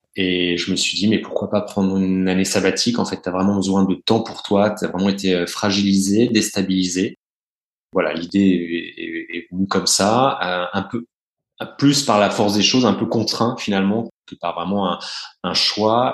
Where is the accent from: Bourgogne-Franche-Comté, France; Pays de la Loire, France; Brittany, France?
Bourgogne-Franche-Comté, France; Burgundy; moved away; je suis né, j'ai grandi en Bourgogne